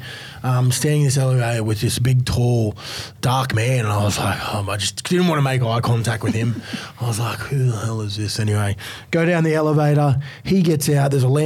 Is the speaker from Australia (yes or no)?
yes; Australia; continued to tell him that I was from Australia.